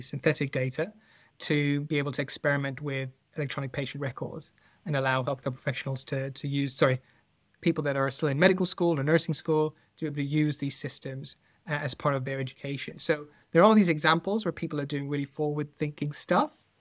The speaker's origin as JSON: {"language": "English", "country": "Netherlands", "moved": "yes", "lives_now": "United Kingdom", "said": "I'm not originally from the U K, I'm, I'm from the Netherlands"}